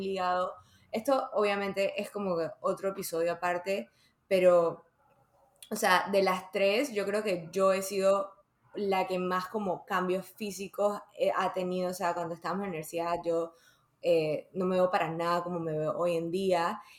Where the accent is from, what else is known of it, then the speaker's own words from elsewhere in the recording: Panama; also born or lived in Dominican Republic; cuando yo me mudé de República Dominicana a Panamá, me metieron a una escuela